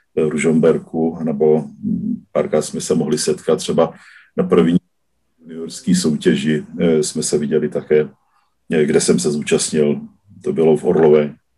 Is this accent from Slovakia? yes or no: yes; southern Slovakia, Slovakia; now in Czech Republic; původem eh, jsem z Jižního Slovenska, z oblasti Maďarska, takže jsem Maďar ze Slovenska, který žije v Čechách i na Slovensku